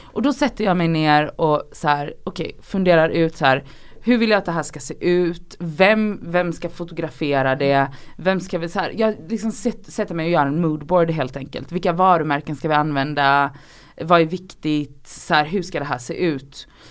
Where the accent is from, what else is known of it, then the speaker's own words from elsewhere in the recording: Gothenburg, Västra Götaland, Sweden; moved away as an adult; also born or lived in Oslo; jag är från Göteborg